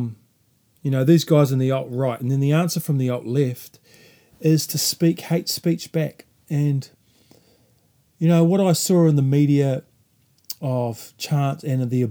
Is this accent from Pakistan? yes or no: no; New Zealand